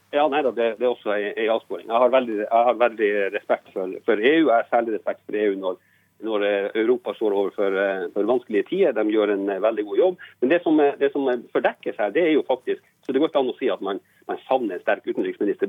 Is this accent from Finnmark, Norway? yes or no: yes; Båtsfjord, Finnmark, Norway; jeg kommer fra Båtsfjord i Finnmark